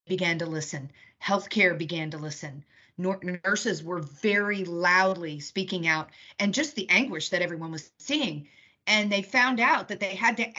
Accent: United Kingdom; I'm British

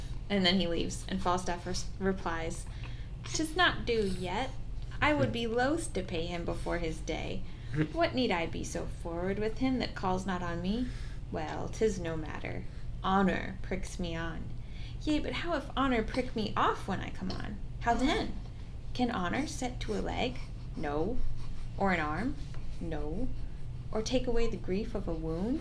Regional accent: United States; I'm American

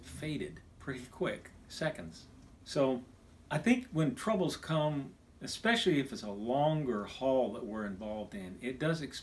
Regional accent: Kansas, United States; moved away; also born or lived in Texas; When I was a kid growing up in Kansas

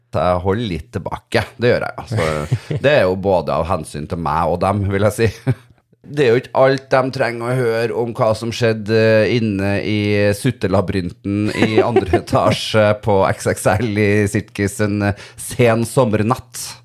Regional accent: Trøndelag, Norway; also born or lived in Snillfjord; now in Oslo, Norway; når jeg var hjemme i Trøndelag nå

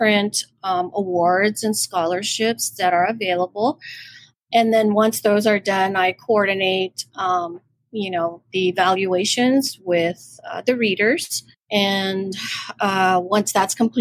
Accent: Guam; I'm from Guam, you know, and I work at the University of Guam

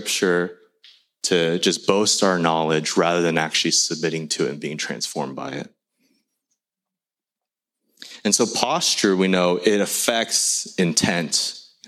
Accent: United States; English is a second language; my family growing up in the States, we immigrated here when I was 3

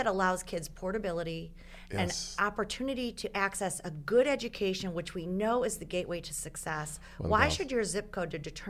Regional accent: Michigan, United States; I'm from Michigan.

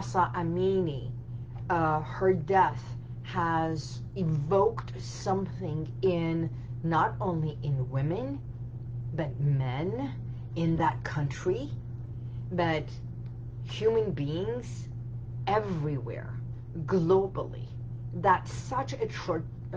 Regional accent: Tehran, Tehran Province, Iran; now in United States; I was born in Iran. So Iran, in the capital, which is Tehran

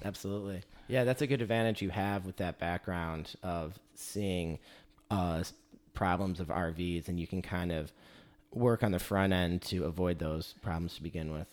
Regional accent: Michigan, United States; moved away; I grew up in Michigan.

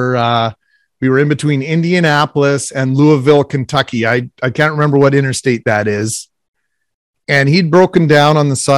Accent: Winnipeg, Manitoba, Canada; I grew up in the West End of Winnipeg

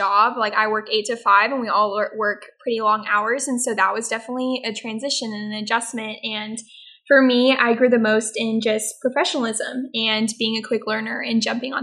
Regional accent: The Woodlands, Texas, United States; I'm originally from the Woodlands, so just home for the summer

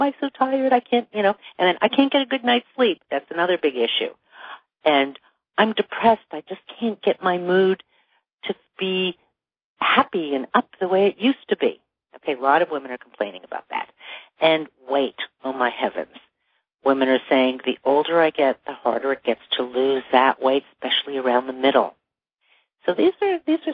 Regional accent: Toronto, Ontario, Canada; now in Los Angeles, United States; I grew up in Toronto.

